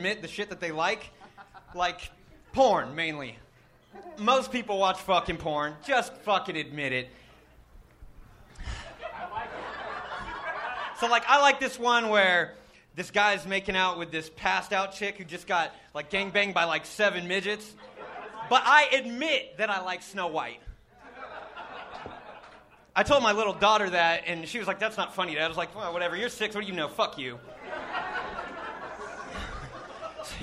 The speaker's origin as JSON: {"language": "English", "town": "Stockton", "region": "California", "country": "United States", "tie": "born or raised there", "said": "Grew up in Stockton, California"}